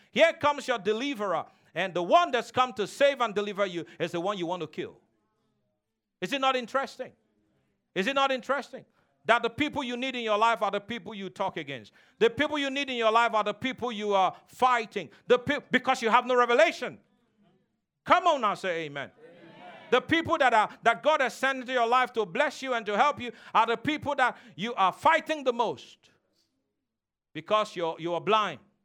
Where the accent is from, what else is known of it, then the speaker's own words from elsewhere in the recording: Nigeria; moved away; where I came from, and I told him I'm from Nigeria